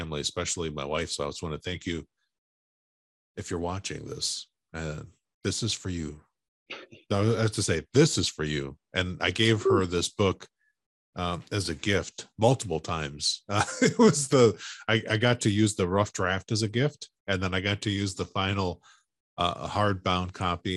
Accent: Chicago, Illinois, United States; now in West Coast, United States; I grew up in Chicago, but been living here on the West Coast for such a long time

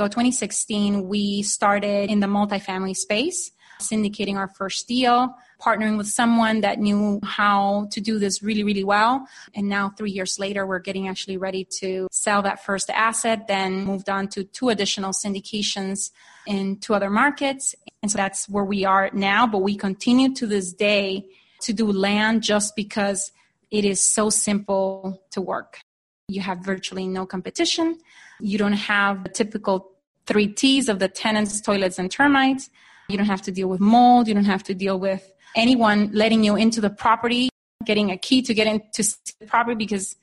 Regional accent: Honduras; moved away as an adult; now in Phoenix, United States; I am originally from Honduras, so just to give you a little bit of background, I'm an immigrant into the U.S. I came here in 1995 to study business school

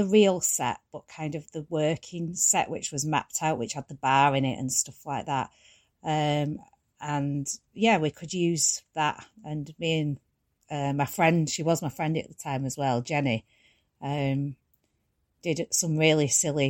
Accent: Ashton, North West England, United Kingdom; Yes, yeah. And mostly Ashton, yeah.

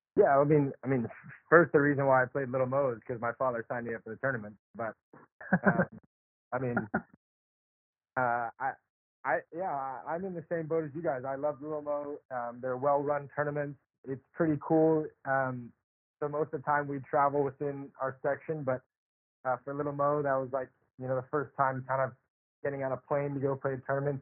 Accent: Charlotte, North Carolina, United States; I grew up in Charlotte, North Carolina

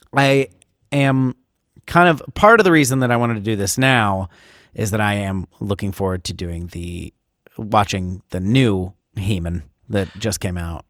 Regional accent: Ohio, United States; I'm, I'm from Ohio

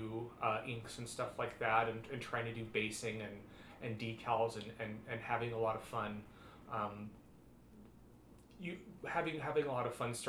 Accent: Las Vegas, Nevada, United States; now in Portland, United States; I grew up in Las Vegas, Nevada

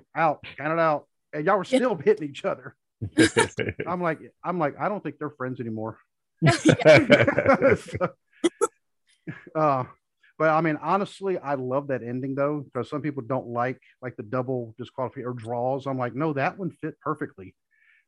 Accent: North Carolina, United States; moved away; I'm not from here. I'm originally from North Carolina

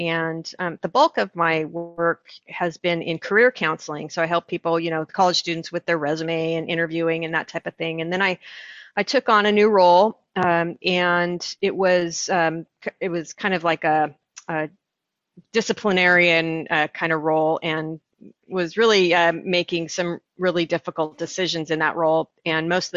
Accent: Orange County, California, United States; I grew up in Orange County, California, and that's in Southern California

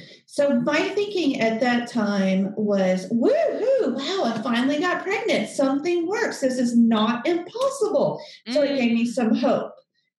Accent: the South, United States; because I'm from the South and they're old school.

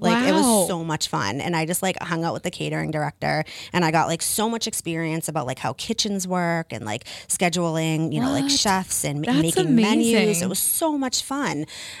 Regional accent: Taunton, Massachusetts, United States; also born or lived in Mashpee, Cape Cod; So I grew up in Taunton. My parents, I lived in the same house for 25 years. And when I was probably about 12, my parents got a summer home in Mashpee and New Seabury

